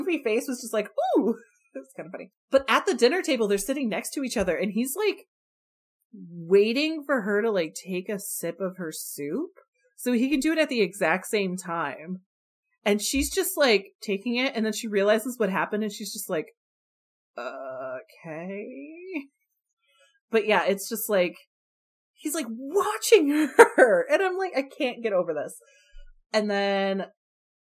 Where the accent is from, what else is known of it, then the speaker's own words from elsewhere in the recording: Chicago, Illinois, United States; now in Tennessee, United States; I'm from Chicago, so I'm used to, like, dealing with snow